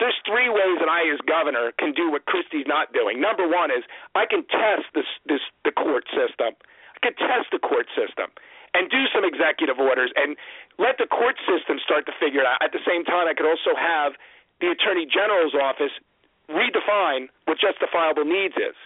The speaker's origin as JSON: {"language": "English", "area": "Ocean County", "region": "New Jersey", "country": "United States", "said": "I'm from Ocean County."}